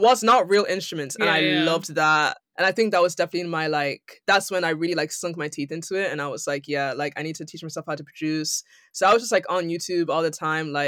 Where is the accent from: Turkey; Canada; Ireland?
Ireland; now in London, United Kingdom; I'm from Ireland